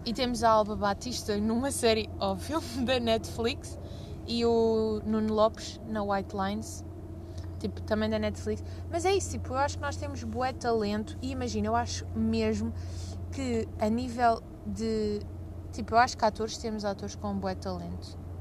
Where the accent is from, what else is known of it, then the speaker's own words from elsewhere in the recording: Lisbon, Portugal; accent: Lisbon; também dizem que as pessoas de Lisboa têm o sotaque, mas para nós é normal